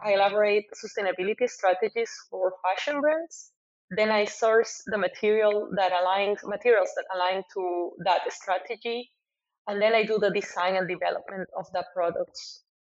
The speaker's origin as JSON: {"language": "English", "country": "Costa Rica", "also_born_or_lived": "Argentina", "moved": "as an adult", "lives_now": "Porto, Portugal", "said": "I'm from Costa Rica and I studied uh, fashion design in Argentina"}